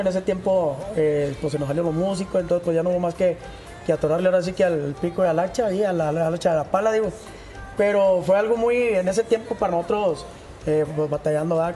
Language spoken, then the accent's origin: Spanish; Aldama, Chihuahua, Mexico; now in Chihuahua, Mexico; Soy de Aldama, Chihuahua